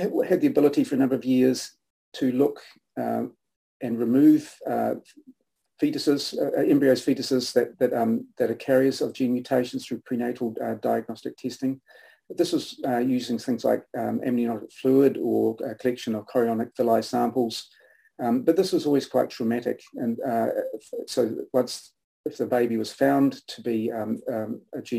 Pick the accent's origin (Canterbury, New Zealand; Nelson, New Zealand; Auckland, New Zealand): Nelson, New Zealand; moved away; the Nelson Evening Mail, which was where my parents, was my hometown